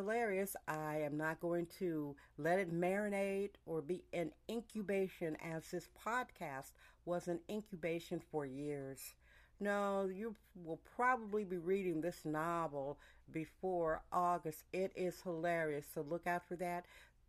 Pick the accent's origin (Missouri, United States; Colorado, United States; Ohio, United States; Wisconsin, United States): Wisconsin, United States; Milwaukee; now in California, United States; I was born in Milwaukee, Wisconsin, a very pastoral place, and our yard had a working garden, fruit trees, and flowers. So I'm used to a pastoral atmosphere. I'm used to flowers. That's how I was raised, with hollyhocks, bumblebees, and butterflies.